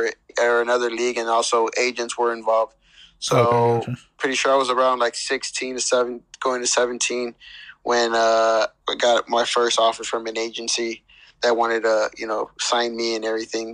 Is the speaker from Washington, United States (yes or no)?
no; Palmdale, California, United States; I grew up mostly in Palmdale, California.